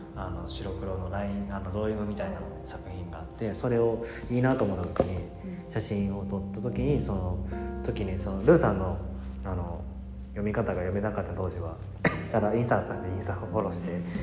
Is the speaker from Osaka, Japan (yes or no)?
yes; Osaka, Japan; moved away as an adult; also born or lived in Kyoto; 僕も出身大阪なんで